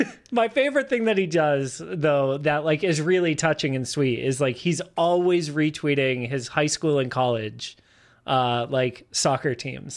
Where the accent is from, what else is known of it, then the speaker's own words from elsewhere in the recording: Massachusetts, United States; moved away as an adult; now in Austin, United States; I'm from Massachusetts. I moved down here to Austin in 2013